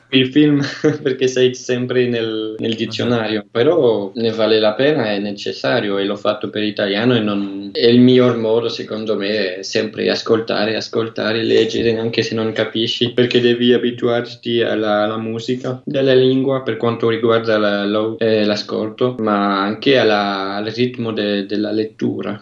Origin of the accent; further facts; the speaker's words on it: Brussels, Brussels-Capital Region, Belgium; Italian is a second language; now in Ottignies, Belgium; Eh, io sono belga, eh, sono nato a, a, Bruxelles, però vivo nella parte francofona del Belgio, in Valonia.